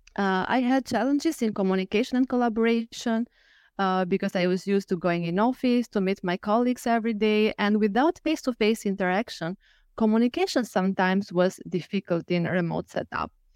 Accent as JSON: {"language": "English", "country": "Albania", "moved": "as an adult", "lives_now": "Lisbon, Portugal", "said": "I'm from Albania, and currently I live in Lisbon."}